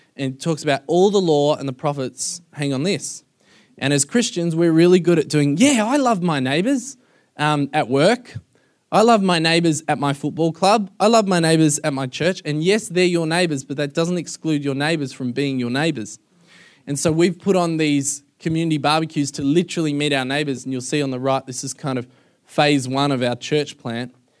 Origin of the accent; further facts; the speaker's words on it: Melbourne, Victoria, Australia; moved away as an adult; now in United States; I'm from Melbourne